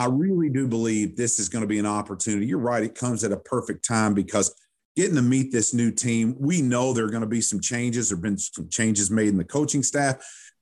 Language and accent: English; Owensboro, Kentucky, United States; moved away as an adult; now in Louisville, United States; growing up in Owensboro, Kentucky